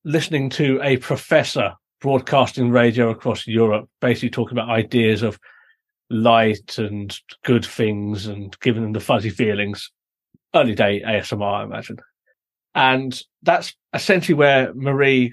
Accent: United Kingdom

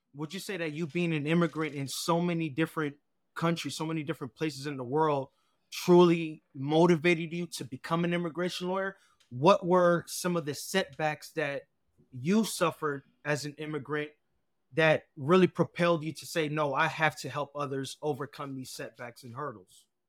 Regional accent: United States; I was born here in the States, raised by an immigrant single mother and grandmother.

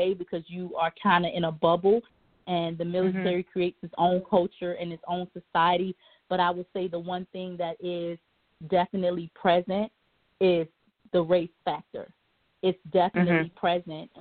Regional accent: Newport News, Virginia, United States; moved away as an adult; I grew up in Newport News, Virginia, predominantly black.

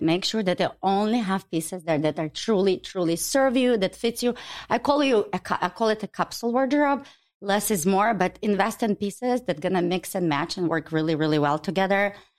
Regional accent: Ukraine; now in Chicago, United States; I was born in Ukraine

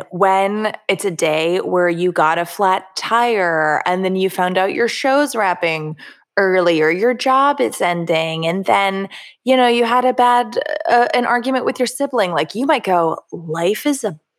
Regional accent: Florida, United States; Yeah, this is me. I'm from Florida.

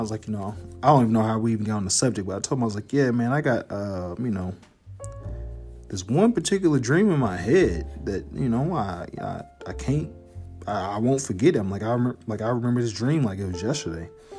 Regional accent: Harvey, Illinois, United States; because I'm originally from Harvey, Illinois. And Harvey is a suburb on the south side of Chicago.

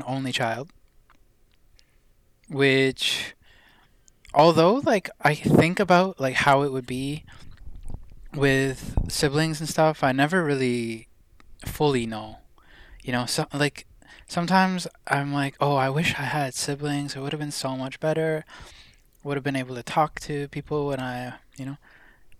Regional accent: Canada; also born or lived in India; I was born in India, so, and my parents are both Indian from Punjab, and although I didn't live in India, like, for my childhood, I came to Canada when I was about

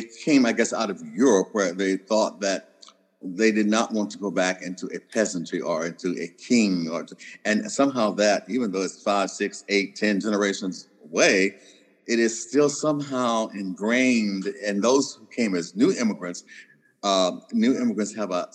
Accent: Kentucky, United States; also born or lived in Canada; I'm from Kentucky

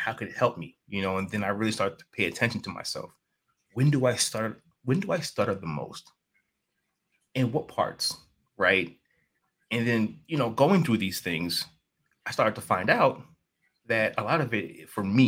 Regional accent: New York City, New York, United States; I'm from New York City.

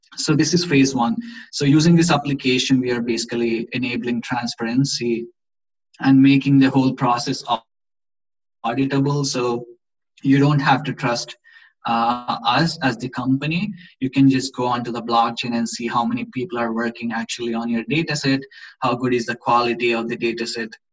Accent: India; moved away as an adult; now in Gothenburg, Sweden; We are both from India. We came to Sweden like uh, five years ago for education

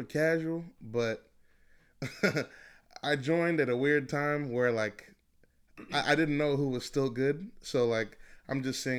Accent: Los Angeles, California, United States; I'm from LA.

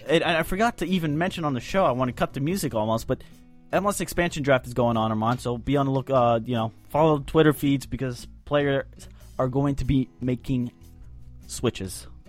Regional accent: Boston, Massachusetts, United States; I'm from Boston.

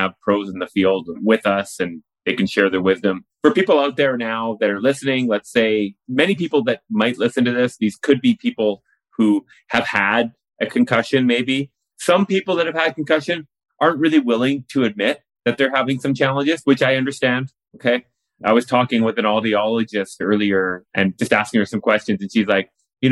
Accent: Richmond, British Columbia, Canada; I grew up in Richmond, BC

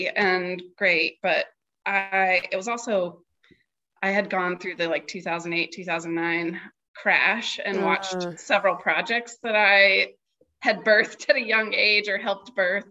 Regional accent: near Charlotte, North Carolina, United States; now in Richmond, United States; Charlotte was the closest city to where I grew up.

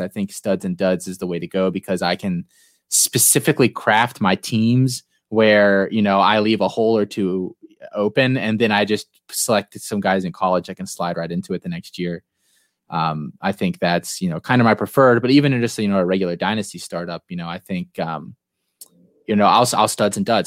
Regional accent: United States; for being born and living here in the U S

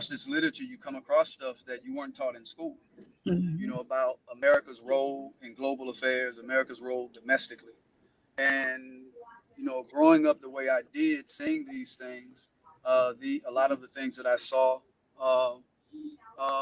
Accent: Mississippi, United States; moved away; also born or lived in Louisiana; growing up in Mississippi

